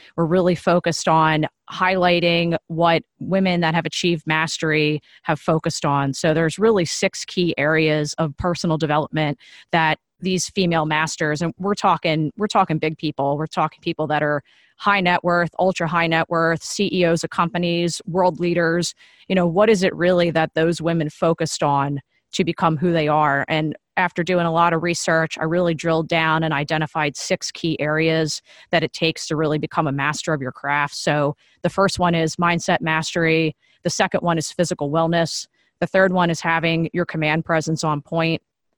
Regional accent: New Jersey, United States; now in Washington, D.C., United States; I'm originally from Jersey and found my way down to the DC area.

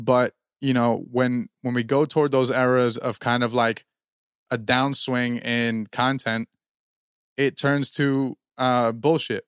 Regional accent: New Jersey, United States; we're from Jersey

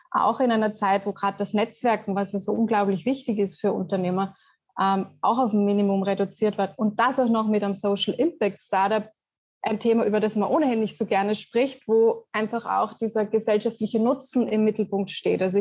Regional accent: Austria; vielleicht ja als Österreicherin mit Skifahren aufgewachsen, ist das ja gar nicht immer so.

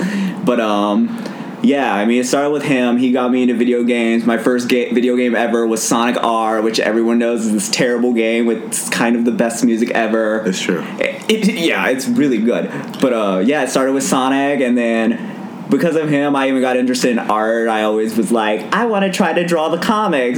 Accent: Durham, North Carolina, United States; also born or lived in Cary, North Carolina; in Durham, North Carolina, I popped out of my mother's vagina

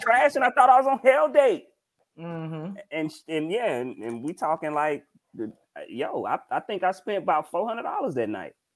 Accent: Mississippi, United States; I'm from Mississippi

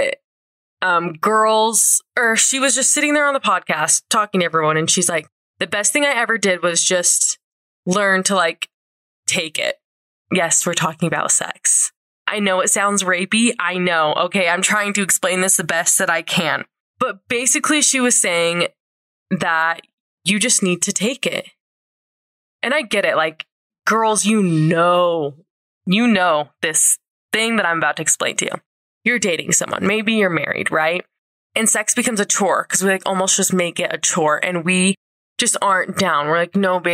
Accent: St. George, Utah, United States; now in Salt Lake City, United States; my hometown in St. George

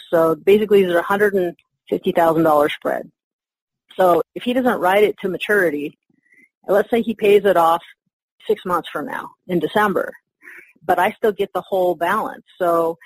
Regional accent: Carson City, Nevada, United States; my hometown of Carson City, Nevada

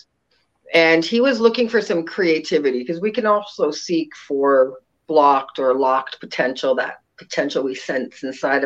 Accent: Ontario, Canada; now in Sacramento, United States; I'm a transplant. I'm actually from Ontario, Canada, and came to Sacramento probably in about 1982

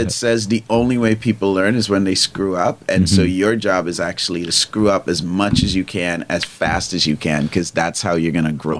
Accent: Trinidad & Tobago; accent: Trini; I grew up in Trinidad. One of the tingdom, I grew up in Trinidad. I don't have, obviously, I have my Trini accent

